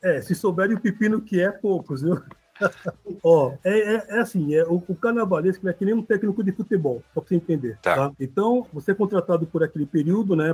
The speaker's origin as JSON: {"language": "Portuguese", "region": "São Paulo", "country": "Brazil", "moved": "yes", "lives_now": "Porto Alegre, Brazil", "said": "eu sou de São Paulo, estou em Porto Alegre, mas eu sou de São Paulo"}